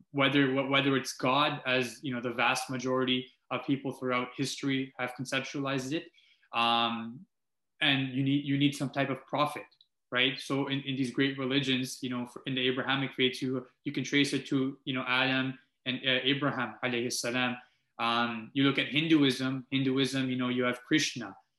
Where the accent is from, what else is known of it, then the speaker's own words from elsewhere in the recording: Multan, Punjab, Pakistan; now in Canada; I was born in Multan, Pakistan, um, which I can't shed away. And now here I am as a Canadian